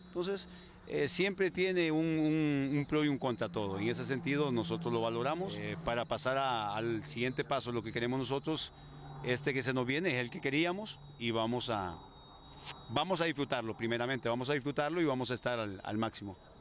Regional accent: Talanga, Francisco Morazán, Honduras; representar a mi pueblo Talanga

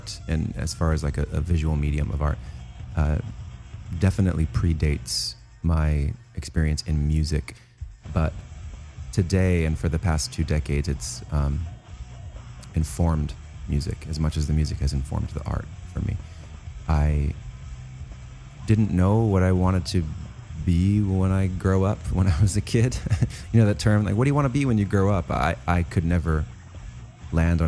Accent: Santa Monica Mountains, California, United States; I grew up in the Santa Monica Mountains

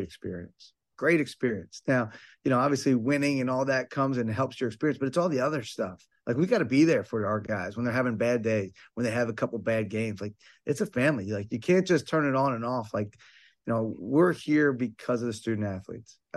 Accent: Bucks County, Pennsylvania, United States; I grew up in Bucks County, PA, about a little less than an hour from Temple.

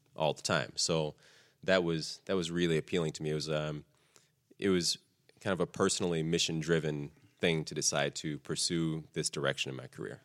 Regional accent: Texas, United States; I grew up in Texas

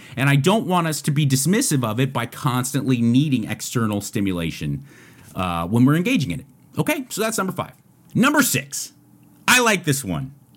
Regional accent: United States; I'm grateful to be an American.

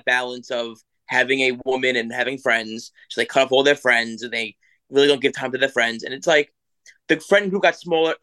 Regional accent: New York City, New York, United States; I live South Shore, Staten Island, beautiful area, very, very friendly family area

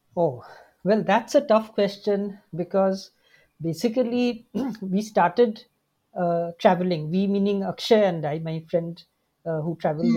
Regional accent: Shillong, Meghalaya, India; I'm from Shillong

